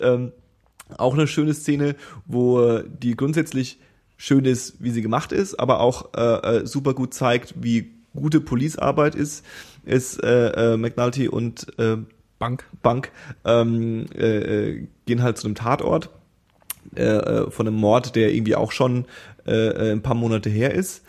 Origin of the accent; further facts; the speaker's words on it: Germany; als Deutscher